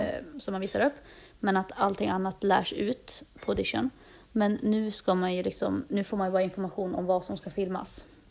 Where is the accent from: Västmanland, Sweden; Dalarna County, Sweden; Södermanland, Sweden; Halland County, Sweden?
Dalarna County, Sweden; moved away as an adult; now in Stockholm, Sweden; Jag kom nyss tillbaka till Stockholm. Jag har varit hemma i Dalarna ett tag